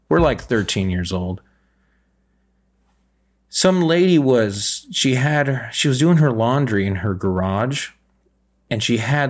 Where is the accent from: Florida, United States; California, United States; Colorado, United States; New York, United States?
California, United States; moved away as an adult; now in Minnesota, United States; I know I'm originally from California, and I've only lived in Minnesota for, I don't know, maybe 6 and 7 years